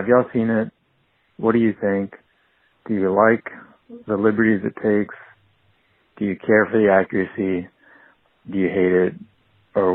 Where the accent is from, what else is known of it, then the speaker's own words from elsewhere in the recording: Texas, United States; I'm from Texas